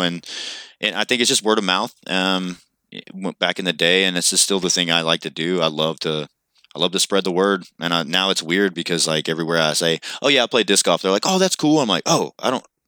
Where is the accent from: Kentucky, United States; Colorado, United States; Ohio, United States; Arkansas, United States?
Kentucky, United States; I'm from Kentucky.